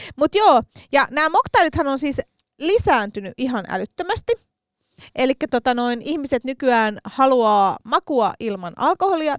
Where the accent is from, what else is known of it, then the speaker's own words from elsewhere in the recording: Helsinki, Uusimaa, Finland; accent: Stadi slang; minähän olen tota, noin kotoisin Helsingin keskustasta. Olen neljännen polven helsinkiläinen todistetusti ja ässäni todistaa sen.